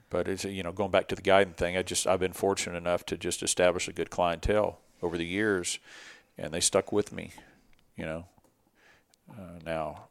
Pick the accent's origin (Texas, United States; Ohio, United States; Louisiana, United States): Texas, United States; Dickinson; I had a little bit of an advantage growing up here, growing up on Dickinson Bio